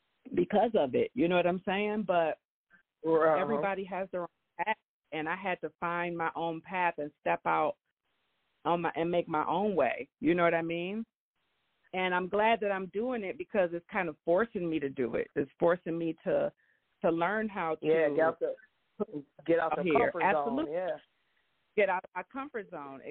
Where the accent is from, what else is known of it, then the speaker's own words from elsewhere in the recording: Grand Rapids, Michigan, United States; we come from a small city